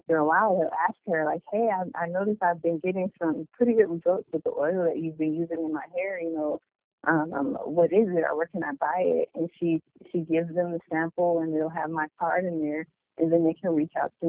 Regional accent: Cleveland, Ohio, United States; moved away as an adult; now in San Diego, United States; I'm from Cleveland, Ohio, and I'm currently stationed in San Diego, California

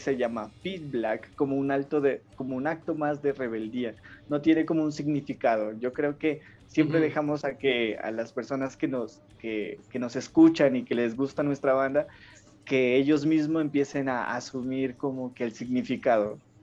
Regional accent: Ipiales, Nariño, Colombia; now in Pasto, Colombia; yo soy de Ipiales que, estoy más cerca, eh, nací pues más cerca a, Ecuador

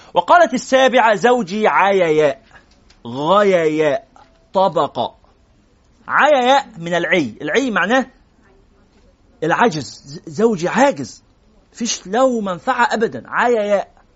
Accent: Cairo, Cairo Governorate, Egypt; وأنا من مدينة نصر

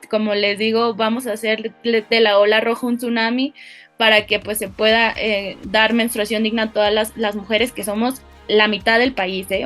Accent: Guadalajara, Jalisco, Mexico; moved away as an adult; now in Mexico City, Mexico; nací en Guadalajara, Jalisco, en México

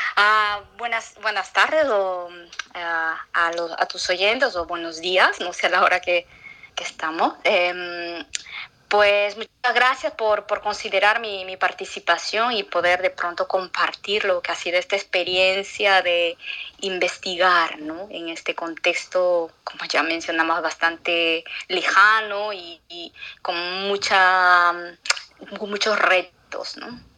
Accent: Atalaya, Ucayali, Peru; moved away as an adult; also born or lived in Lima, Peru / Spain; now in Montreal, Canada; yo soy de Atalay

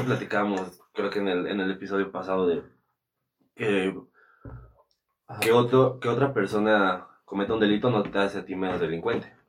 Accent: Toluca, State of Mexico, Mexico; aquí en Toluca, sí somos de Toluca

